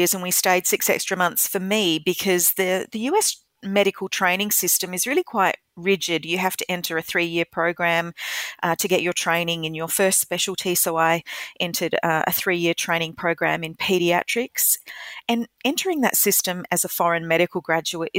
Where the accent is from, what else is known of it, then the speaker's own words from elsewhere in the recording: Adelaide, South Australia, Australia; moved away as an adult; also born or lived in United States / Kenya; I'm an Adelaide girl. I was born here. I grew up in Salisbury in the northern suburbs